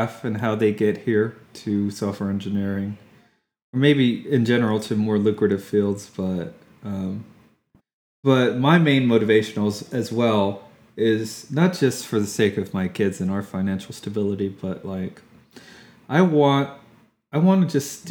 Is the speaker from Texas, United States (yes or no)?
yes; Fort Worth, Texas, United States; moved away as an adult; also born or lived in Austin, Texas; now in Houston, United States; I've mostly lived in Texas my whole life besides my military service, but I'm from Fort Worth originally